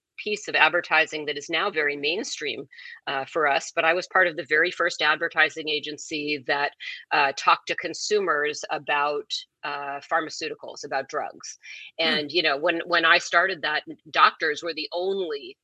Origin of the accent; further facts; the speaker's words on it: Seattle, Washington, United States; moved away; also born or lived in Summit, New Jersey; I grew up in Seattle before Seattle was, you know, the Seattle it is now